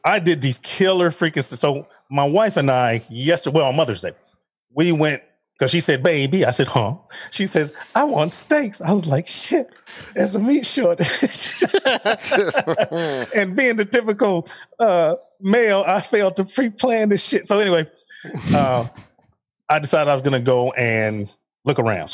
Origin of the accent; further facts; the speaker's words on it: Chicago, Illinois, United States; moved away as an adult; also born or lived in Fort Bragg, North Carolina; I'm from Chicago.